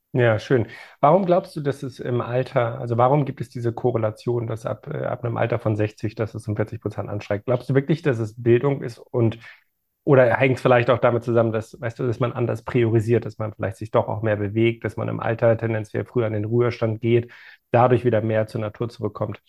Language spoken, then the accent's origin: German; Germany; wir als Deutsche assoziieren